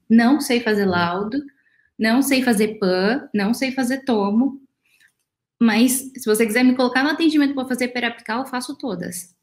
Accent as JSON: {"language": "Portuguese", "town": "Araçatuba", "region": "São Paulo", "country": "Brazil", "said": "Eu sou de Aracatuba, do interior de São Paulo"}